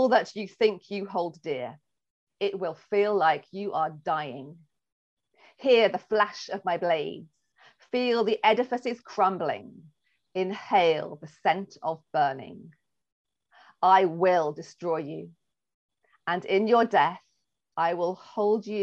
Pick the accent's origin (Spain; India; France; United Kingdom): United Kingdom; England; I'm English